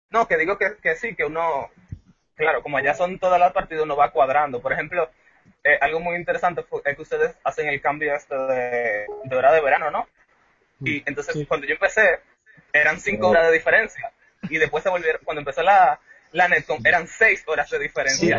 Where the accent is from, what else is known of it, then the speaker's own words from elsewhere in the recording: Dominican Republic; yo soy de República Dominicana